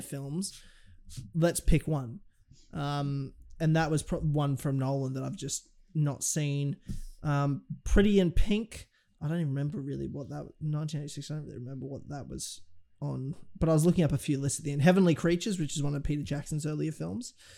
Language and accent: English; Australia; as an Australian